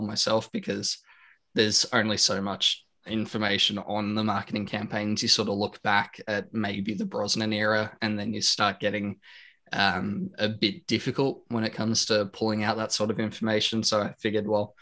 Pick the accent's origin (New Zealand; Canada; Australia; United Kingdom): Australia; I'm from Australia, like yourself, born and raised, 27 years old